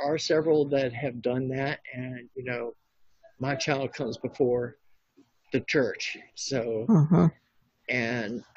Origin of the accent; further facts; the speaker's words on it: Virginia, United States; I was brought up in Virginia